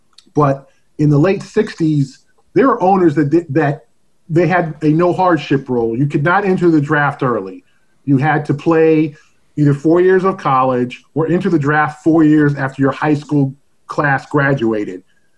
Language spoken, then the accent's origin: English; Los Angeles, California, United States; also born or lived in Seattle; now in Boston, United States; I'm born and raised in Los Angeles, and I grew up a Lakers fan.